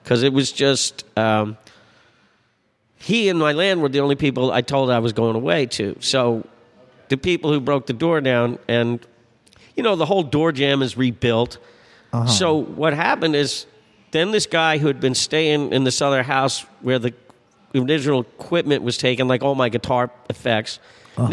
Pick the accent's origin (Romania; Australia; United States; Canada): United States; New York; moved away as an adult; now in New Orleans, United States; I grew up in New York.